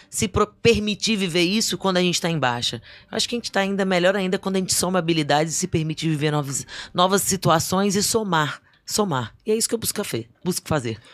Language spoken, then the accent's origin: Portuguese; Vila Velha, Espírito Santo, Brazil; also born or lived in Distrito Federal; now in Brasília, Brazil; Eu nasci em Vila Velha